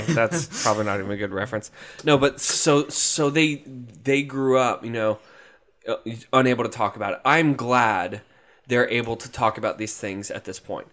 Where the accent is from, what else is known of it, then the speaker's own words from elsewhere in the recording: Jacksonville, Florida, United States; We're from Jacksonville.